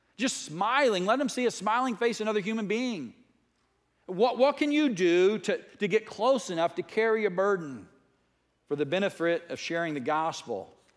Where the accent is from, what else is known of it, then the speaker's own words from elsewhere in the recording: United States; I was raised as a strong American. I'm an American